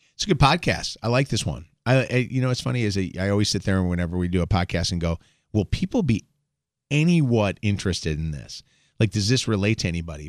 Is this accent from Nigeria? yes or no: no; Chicago, Illinois, United States; now in Detroit, United States; I grew up in Chicago and I, you know, was raised there